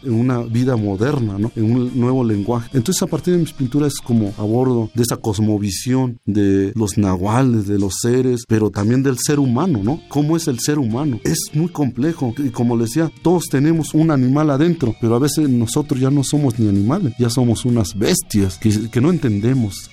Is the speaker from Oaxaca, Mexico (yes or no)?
yes; Sierra Mazateca, Oaxaca, Mexico; Estaba yo dando talleres en mi pueblo. Empecé a ir a invitarle a mis paisanos